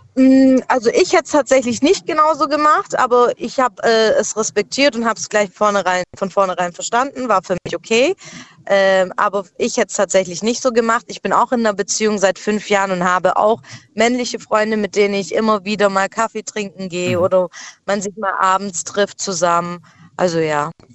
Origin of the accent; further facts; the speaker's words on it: Schwäbisch Gmünd, Baden-Württemberg, Germany; ich komme aus Schwäbisch Gmünd.